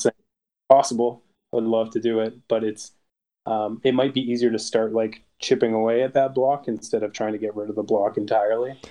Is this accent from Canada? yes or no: yes; Canada; I'm Canadian